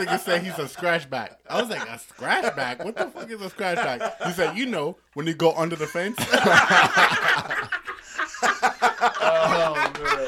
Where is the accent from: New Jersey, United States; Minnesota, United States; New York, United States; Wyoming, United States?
New York, United States; New York City; now in Arizona, United States; I'm from Far Rockaway, Queens